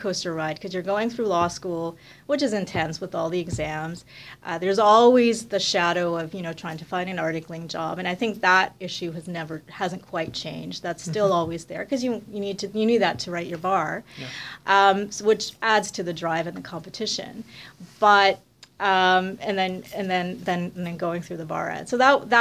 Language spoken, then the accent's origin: English; Montreal, Quebec, Canada; moved away as an adult; also born or lived in Ottawa; I grew up in Montreal